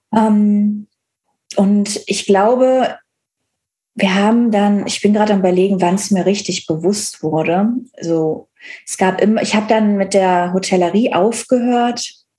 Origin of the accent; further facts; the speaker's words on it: Cologne area, North Rhine-Westphalia, Germany; now in Berlin, Germany; Ich komme aus dem Kölner Raum, alles sehr herzlich